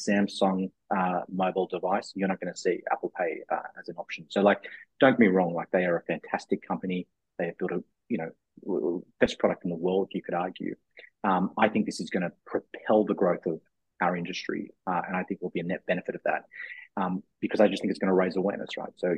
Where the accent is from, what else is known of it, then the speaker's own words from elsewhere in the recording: Australia; moved away as an adult; now in United States; as an Australian coming to the US 6 years ago.